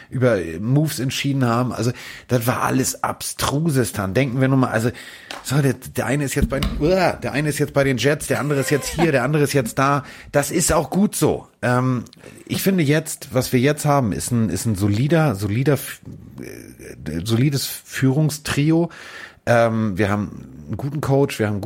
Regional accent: Hamburg, Germany; das kenne ich als, als Hamburger, was Fußball angeht

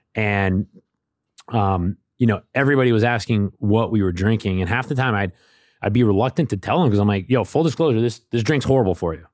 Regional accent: New Hampshire, United States; I'm from New Hampshire

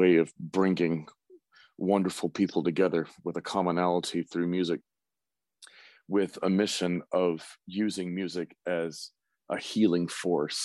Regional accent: Fort Valley, Georgia, United States; growing up in Fort Valley, Georgia

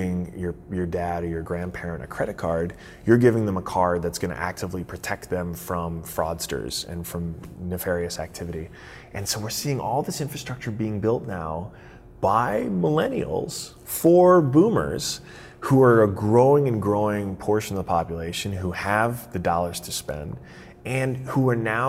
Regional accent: Florida, United States; my home state of Florida

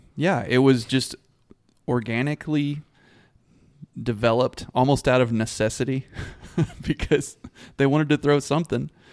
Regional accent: Abilene, Texas, United States; I grew up around Abilene, and Hendricks was a big part of that community and my family personally

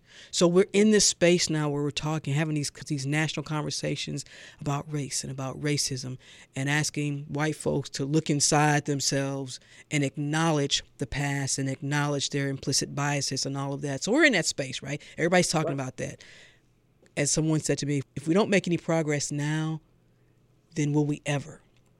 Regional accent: St. Louis, Missouri, United States; I'm from St. Louis. I remember going to Woolworths growing up.

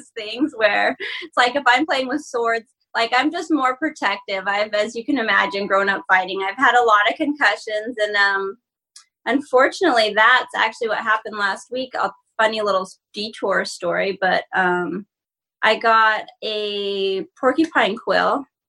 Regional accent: Ogden, Utah, United States; No, I'm from Utah.

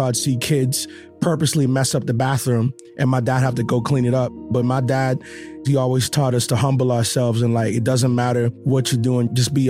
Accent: Nassau, New Providence, Bahamas; now in United States; I am originally from Nassau, Bahamas. We actually lived in the poorest part of Nassau, Bahamas, which is a place called Camp Road. The way that I'm talking now, I had to learn how to talk like this. This is right here is my real accent.

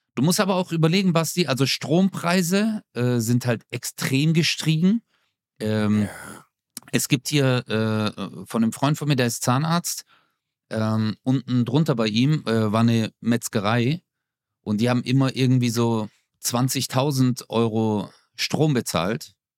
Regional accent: Stuttgart, Baden-Württemberg, Germany; meine Mutter zieht aus Stuttgarthausen, aus unserer Wohnung aus, wo ich groß geworden bin

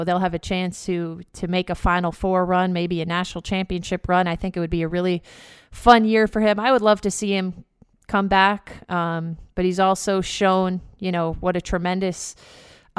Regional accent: White Plains, New York, United States; my hometown of White Plains, New York, about 30 minutes outside of the city

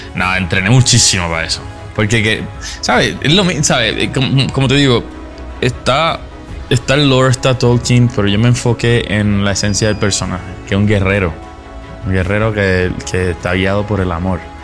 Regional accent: Puerto Rico; Yo crecí en Puerto Rico, en las montañas, en una comunidad muy pobre

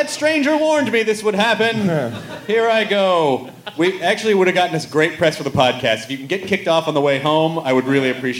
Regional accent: the South, United States; And also, because I'm from the South, and I always forget the terminology. I slip back into y'all when I come back to the South, and I forget the terminology.

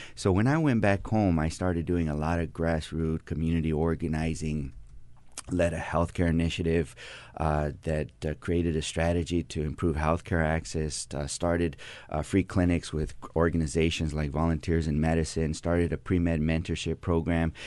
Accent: Coachella, California, United States; I grew up in Coachella, right there in the Coachella Valley

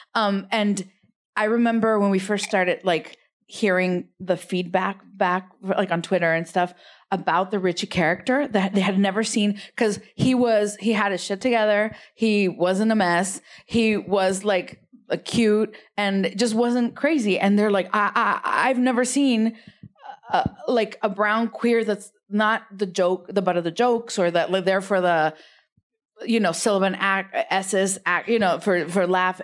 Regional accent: Rio Grande Valley, South Texas, United States; accent: immigrant accent; now in West Hollywood, United States; I'm from South Texas. I'm not from, uh, East L A. Yeah, R G B, Rio Grande Valley

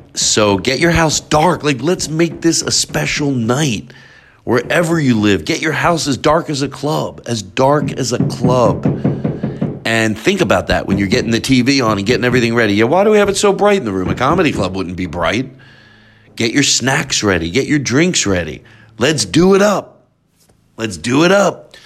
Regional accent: Philadelphia, Pennsylvania, United States; moved away; Philadelphia since that's my hometown

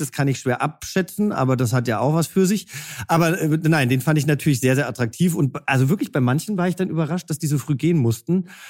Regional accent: Hesse, Germany; now in Berlin, Germany; ich bin ja selber auch Hesse

